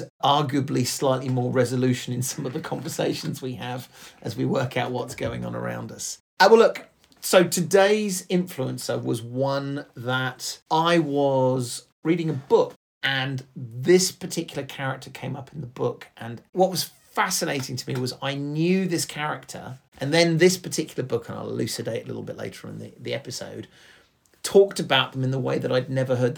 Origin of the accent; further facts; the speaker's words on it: England, United Kingdom; we are English